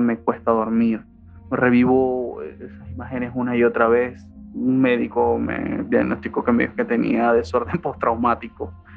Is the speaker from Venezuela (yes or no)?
yes; La Guaira, Venezuela; also born or lived in Bogotá, Colombia; now in United States; soy venezolano de La Guaira, Estado Vargas